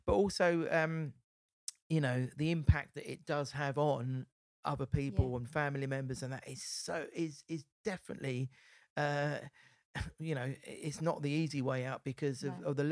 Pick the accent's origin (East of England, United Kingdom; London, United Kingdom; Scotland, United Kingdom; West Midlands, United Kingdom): East of England, United Kingdom; Essex; come from Essex, so I'm proud of my Essex roots.